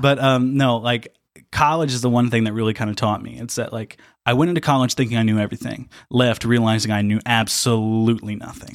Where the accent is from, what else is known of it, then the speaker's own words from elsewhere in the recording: near Dale, Indiana, United States; also born or lived in Evansville; near my hometown, I live near a, a place called Dale.